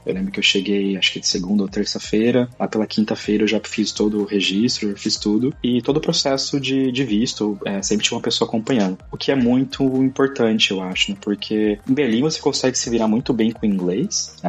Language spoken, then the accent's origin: Portuguese; São José do Rio Preto, interior of São Paulo, Brazil; moved away as an adult; also born or lived in Caraguatatuba, Brazil / Germany; now in Málaga, Spain; Eu nasci no interior de São Paulo, São José do Rio Preto